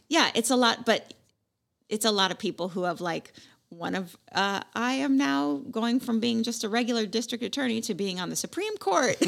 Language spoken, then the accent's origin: English; West Coast, United States; I'm from the West Coast.